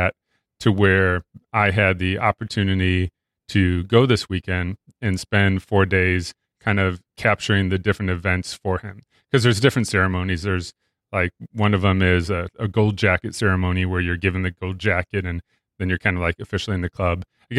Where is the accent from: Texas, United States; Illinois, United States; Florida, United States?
Illinois, United States; And I grew up near Chicago, so big, huge Bears fan, which isn't always a good thing.